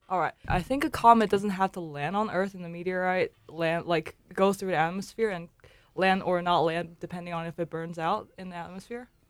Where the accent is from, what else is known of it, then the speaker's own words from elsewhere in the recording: China; moved away; also born or lived in Shanghai; I'm originally from China. Uh, my hometown is a little away from Shanghai, but I got, went to school in Shanghai.